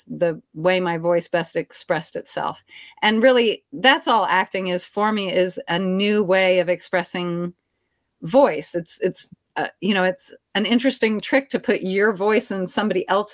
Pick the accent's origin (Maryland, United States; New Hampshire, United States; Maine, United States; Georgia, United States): Maryland, United States; moved away as an adult; also born or lived in Washington, D.C. / Japan / Alabama; now in New Orleans, United States; raised in a Louisiana household in Maryland.